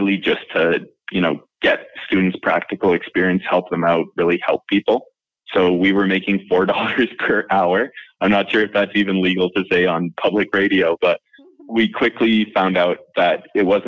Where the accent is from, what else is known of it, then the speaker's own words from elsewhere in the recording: Alberta, Canada; also born or lived in Valleyview, Alberta / Edmonton, Alberta; now in Calgary, Canada; I grew up in Alberta, and so one of the provinces in Canada. I was born in a town called Valley View